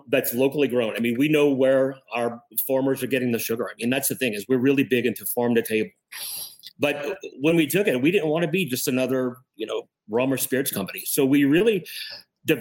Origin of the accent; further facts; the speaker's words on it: Cut Off, Louisiana, United States; moved away as an adult; also born or lived in Florida; now in Lafayette, United States; I'm originally from Cut Off, Louisiana, which is down south